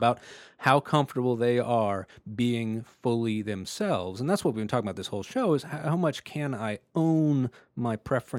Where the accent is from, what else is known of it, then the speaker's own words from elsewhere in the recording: Texas, United States; I grew up in Texas.